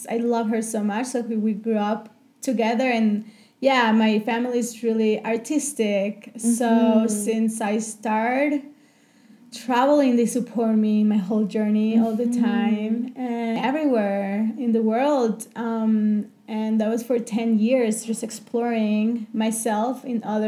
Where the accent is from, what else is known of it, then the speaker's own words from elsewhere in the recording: Chihuahua, Mexico; moved away as an adult; also born or lived in New York; I grew up in Mexico, in Chihuahua, in the north part, and I just left my house and my comfort zone when I was 18 just to travel the world